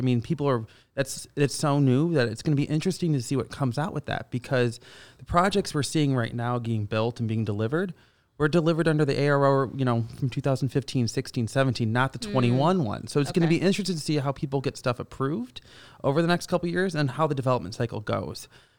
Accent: Canada; moved away as an adult; now in United States; we came down here from Canada and, you know, we've done, you know, we call it 7-8 years ago, we came down to the States.

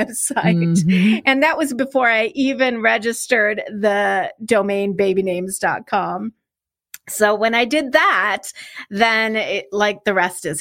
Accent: Chicago, Illinois, United States; I grew up in the Chicago area

